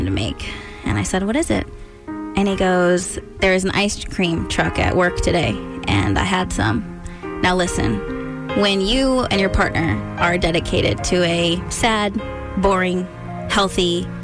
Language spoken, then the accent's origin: English; California, United States; moved away as an adult; now in Maryland, United States; I'm from California, born and raised in California. So it was very interesting to me when we moved here 3 years ago